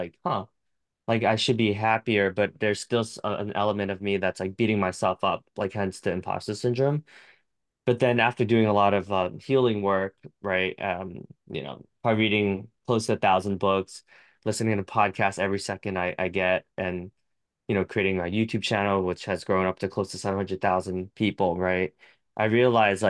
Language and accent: English; United States; I'm very American